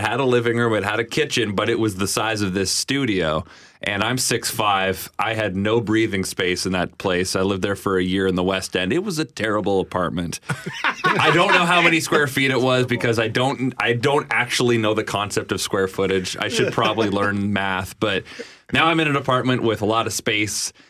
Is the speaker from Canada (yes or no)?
yes; Ontario, Canada; moved away as an adult; now in Winnipeg, Canada; I came from Ontario, so all my stuff's still kind of there